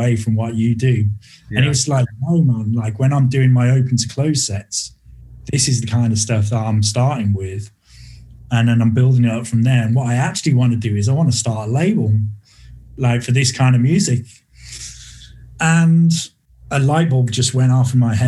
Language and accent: English; Birmingham, West Midlands, United Kingdom; Birmingham, which is my hometown here in the UK